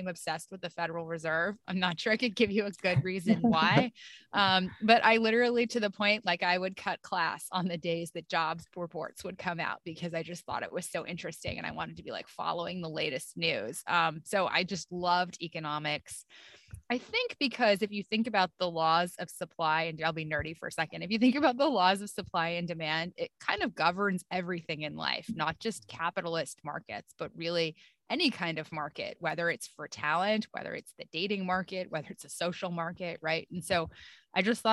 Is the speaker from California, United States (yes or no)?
no; upstate New York, United States; moved away; Grew up in upstate New York, pretty close to the Canadian border, in a small, very cold and snowy town.